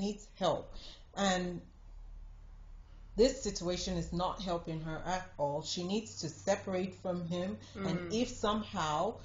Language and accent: English; Nigeria; I'm Nigerian